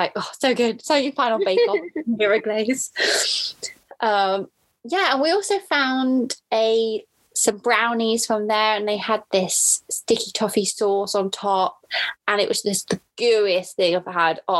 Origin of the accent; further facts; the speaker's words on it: Cirencester, South West England, United Kingdom; also born or lived in Cheltenham; Cirencester, can I say my hometown?